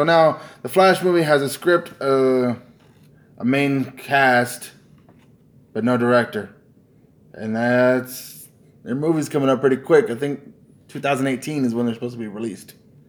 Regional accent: United States; I'm an American.

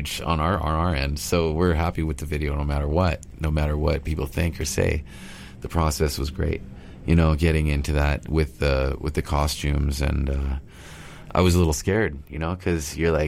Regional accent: Stó:lō Nation, British Columbia, Canada; I'm from Stalo Nation. So river people, Stalo means river. So Stalo river people, and raised on salmon.

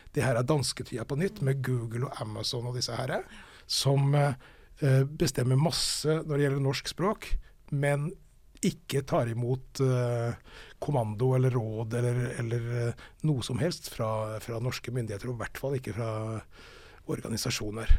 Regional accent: Fredrikstad, Østfold, Norway; accent: Østfold dialect; jeg er fra Fredrikstad

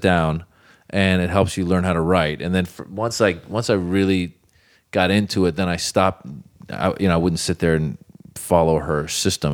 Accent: Northern California, United States; also born or lived in Iran; born in Iran and grew up in Northern California

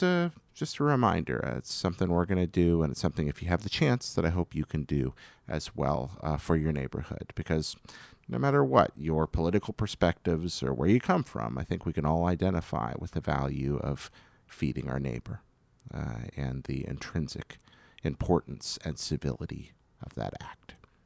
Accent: Washington, District of Columbia, United States; I grew up in Washington, D.C., and there was a fairly large and active Jewish community in my neighborhood.

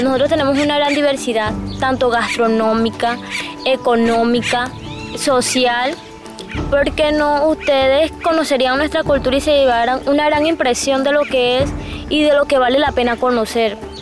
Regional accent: Camarones, La Guajira, Colombia; Soy de acá de La Guajira, del corregimiento de Camarones, de la comunidad indígena de Puerto Chentico

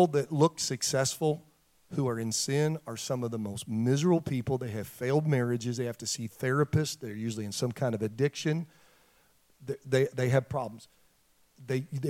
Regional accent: Detroit, Michigan, United States; I grew up in Detroit

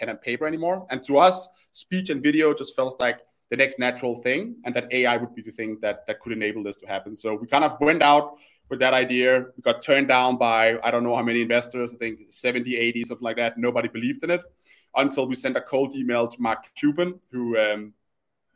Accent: Copenhagen, Capital Region of Denmark, Denmark; my background is I'm Danish. I grew up in Copenhagen

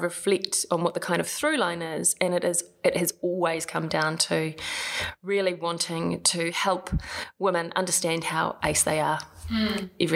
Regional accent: Palmerston North, Manawatū-Whanganui, New Zealand; moved away as an adult; also born or lived in Wellington / Melbourne / Japan / London; I hail from Palmerston North, apparently the shittest town in New Zealand.

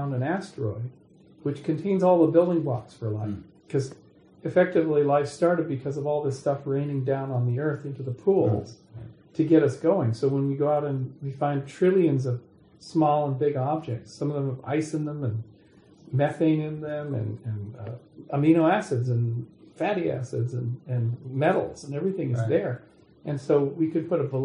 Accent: Kamloops, British Columbia, Canada; moved away; I'm going back to my hometown of Kamloops, BC

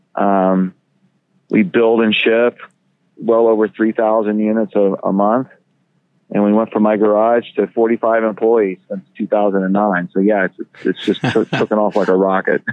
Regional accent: Florida, United States; also born or lived in California; now in Idaho, United States; I'm originally from Florida

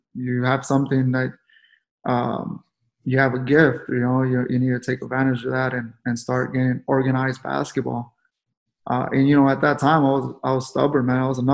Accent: San Antonio, Texas, United States; I grew up the Alazanes projects, right there on Guadalupe, San Marcos, which is by JT Brackenbridge and Tafoya Middle School, and the high school is Lanier High School. I was born in San Antonio

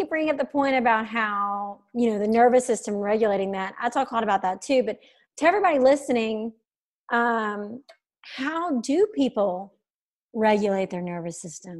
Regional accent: Alabama, United States; I grew up, you know, I'm from Alabama. We grew up going to Destin in that area.

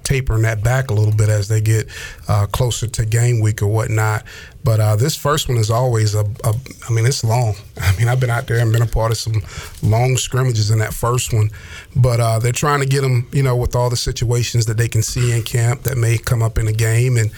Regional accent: the South, United States; growing up in the South

